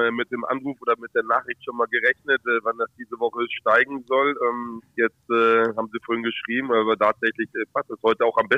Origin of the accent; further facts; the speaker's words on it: Hanover, Lower Saxony, Germany; Oh, schon der Maschsee, weil, weil ich äh, ein Hannoveraner Junge bin und ähm, das meine Heimat ist.